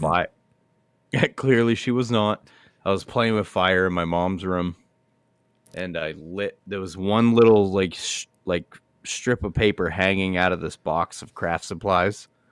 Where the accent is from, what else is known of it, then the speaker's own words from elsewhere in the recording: United States; I'm an American